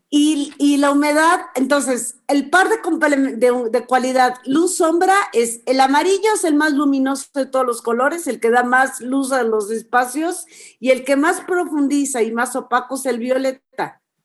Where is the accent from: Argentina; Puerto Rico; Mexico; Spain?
Mexico; expresar nuestra identidad como nación, como mexicanos